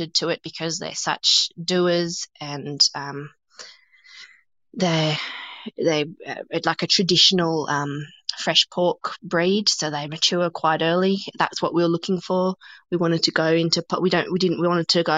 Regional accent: Canberra, Australian Capital Territory, Australia; now in Huon Valley, Australia; I'm originally from Canberra

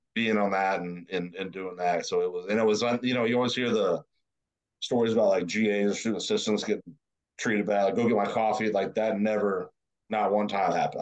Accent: Lakeway, Texas, United States; moved away as an adult; also born or lived in Austin, Texas / Dallas-Fort Worth, Texas; now in Houston, United States; growing up there, that was normal to me

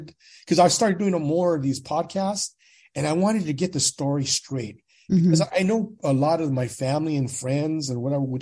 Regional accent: Gilroy, California, United States; also born or lived in San Jose, California; I was born in San Jose, California. I was adopted at 6 months of age from San Jose, and I was raised in Gilroy, California.

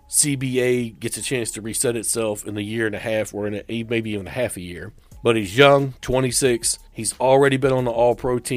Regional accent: Chesterfield, Virginia, United States; He actually is from my hometown. Went to LC Bird High School.

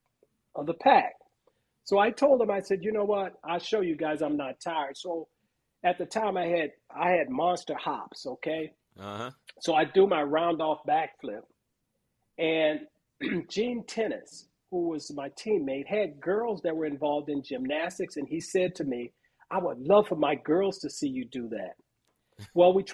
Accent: Los Angeles, California, United States; I grew up in South Central Los Angeles. I say South Central Los Angeles. I grew up in Watts

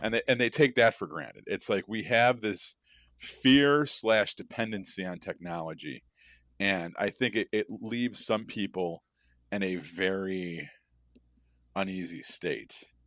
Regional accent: Chicago, Illinois, United States; I am from Chicago

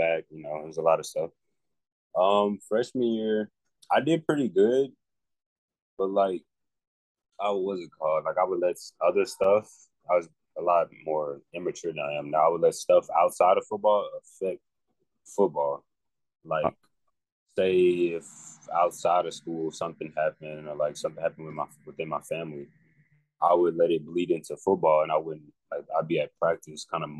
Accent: Henderson, Texas, United States; also born or lived in Longview, Texas / Marshall, Texas; I'm from Henderson, Texas. I guess this is where I was born and raised, basically. I was born in Longview, lived in Henderson most of my life

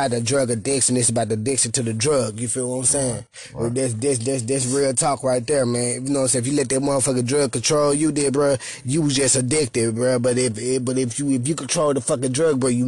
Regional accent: Memphis, Tennessee, United States; I'm from Memphis, Tennessee, so I got a speech impediment

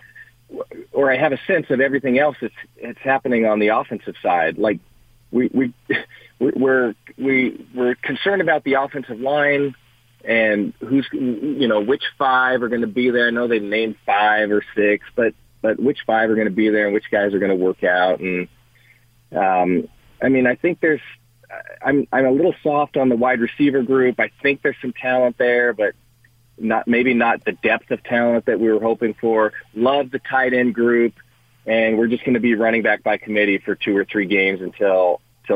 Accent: Culver City, California, United States; My brother, we grew up in Culver City

